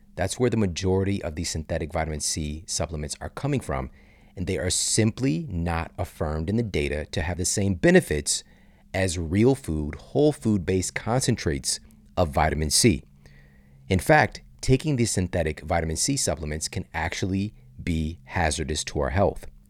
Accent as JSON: {"language": "English", "town": "St. Louis", "region": "Missouri", "country": "United States", "tie": "born or raised there", "said": "S T L, my hometown"}